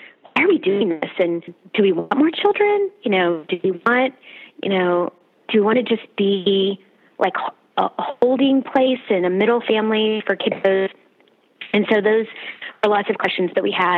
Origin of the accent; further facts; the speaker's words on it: Houston, Texas, United States; moved away as an adult; now in Austin, United States; we are originally from Houston and currently living in Austin.